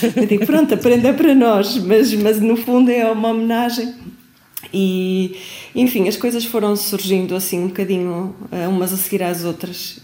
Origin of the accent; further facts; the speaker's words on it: Braga, Norte, Portugal; de Braga, de onde eu sou